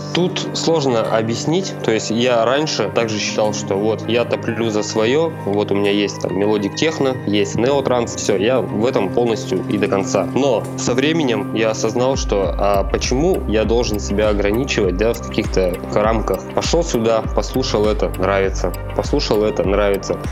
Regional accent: Nizhny Tagil, Sverdlovsk Oblast, Russia; в моем родном городе, это Нижний Тагил

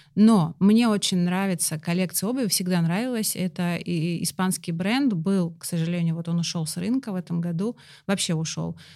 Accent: Russia; у нас в России

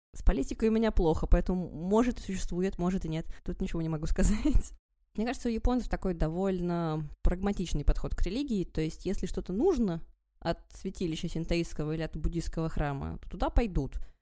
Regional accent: Vologda, Vologda Oblast, Russia; moved away; also born or lived in Japan; я из Вологды

